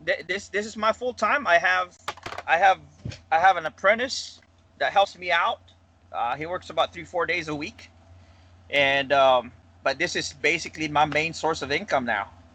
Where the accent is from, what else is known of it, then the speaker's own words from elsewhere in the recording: Philippines; moved away as an adult; now in Huntsville, United States; I came from the Philippines. Uh, I don't know if you can tell my accent, but uh, total in America, I've been here for about 13 years now.